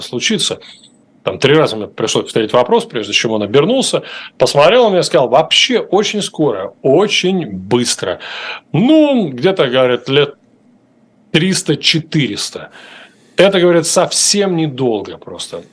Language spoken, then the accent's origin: Russian; Russia; now in United States; Я сказал, что из России